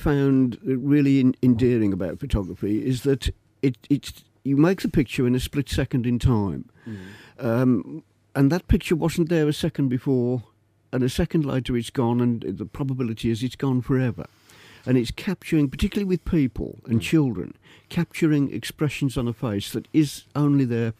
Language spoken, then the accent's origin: English; Birmingham, West Midlands, United Kingdom; also born or lived in Leeds; Well, I was born in Leeds. Proud to be a true Yorkshireman, of course, but I was only there for 6 months. And father was a general practitioner. He had a practice in Quinton in Birmingham.